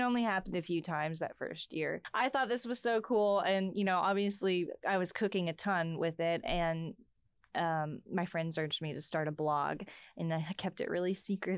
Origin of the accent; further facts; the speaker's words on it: Texas, United States; also born or lived in North Dakota; as a Texan